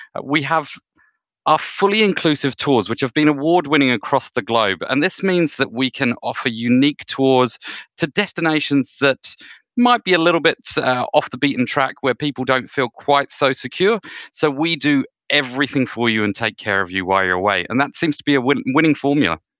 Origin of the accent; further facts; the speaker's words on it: New Zealand; as a Kiwi